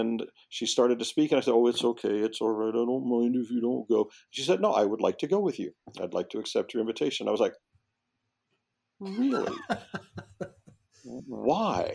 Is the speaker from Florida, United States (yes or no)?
yes; Florida, United States; Ninth grade, where I grew up in Florida, was still middle school.